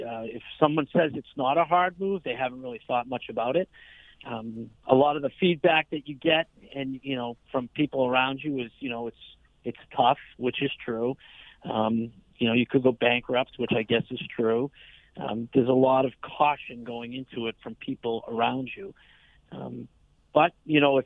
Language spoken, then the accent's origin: English; Boston, Massachusetts, United States; I am a Boston Red Sox fan from Boston, Massachusetts